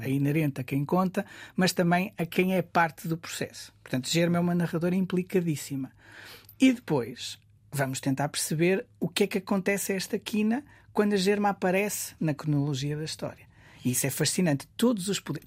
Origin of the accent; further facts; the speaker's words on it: Guimarães, Norte, Portugal; Nascido e criado em Guimarães, Oliveira do Castelo, Centro Histórico